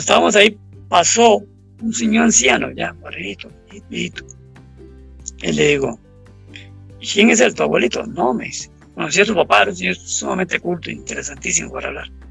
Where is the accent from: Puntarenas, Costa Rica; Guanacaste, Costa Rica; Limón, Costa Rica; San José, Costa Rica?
Guanacaste, Costa Rica; Abangares; Avangares, que es el cantón donde yo nací